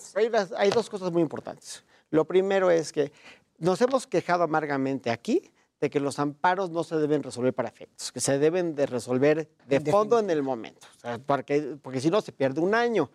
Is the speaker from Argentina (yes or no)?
no; Mexico; como mexicano